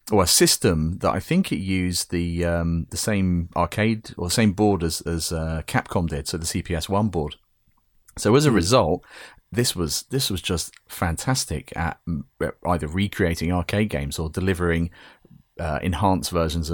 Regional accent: United Kingdom; As a Brit

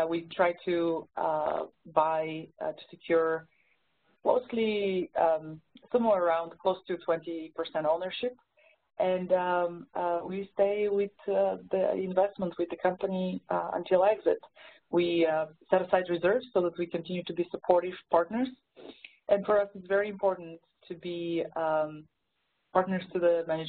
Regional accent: Bulgaria; accent: Bulgarian; English is a second language; moved away as an adult; now in United States; originally I'm from Bulgaria. That's the accent you're probably detecting.

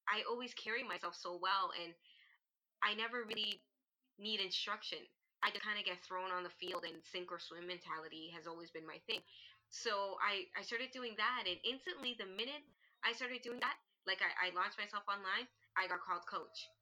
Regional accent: Toronto, Ontario, Canada; I am from Toronto, Canada

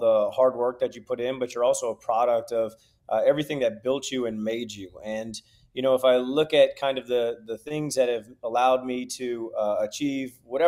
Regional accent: St. Louis, Missouri, United States; also born or lived in Nashville; growing up in St. Louis, you get, you know, all the seasons

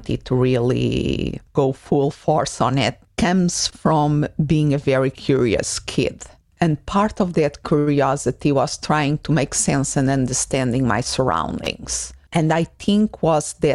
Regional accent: Portugal; moved away as an adult; also born or lived in Spain / Sunderland, England; now in Arizona, United States; I grown up in Portugal that is a very peaceful and friendly country

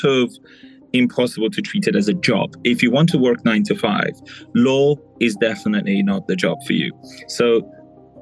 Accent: United Kingdom; moved away as an adult; now in Dubai, United Arab Emirates; I was raised in the UK. I'm ethnically Persian, but most of the time I'm between the two countries. I'm in Dubai a lot longer than the UK

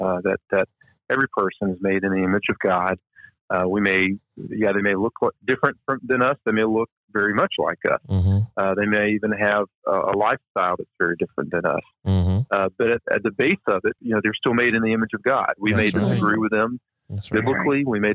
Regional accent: Deep South, United States; where growing up in the Deep South, we would say, oh, well, that's the way that population lives

